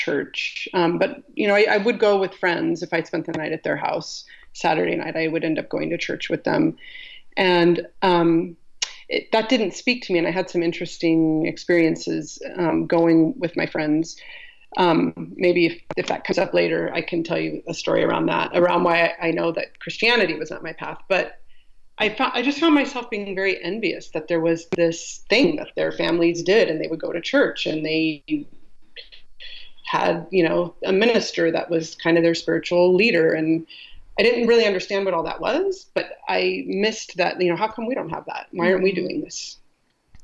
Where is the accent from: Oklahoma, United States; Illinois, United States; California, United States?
California, United States; also born or lived in Colorado; from second grade on, I grew up in California, but we moved around a lot within California.